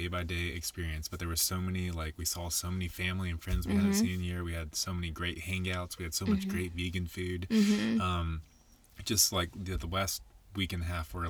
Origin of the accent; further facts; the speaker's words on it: Nashville, Tennessee, United States; moved away as an adult; also born or lived in Colorado; now in Denver, United States; But we were both born and raised in Nashville. And I lived there for the first like 28 years of my life until we moved out to Colorado.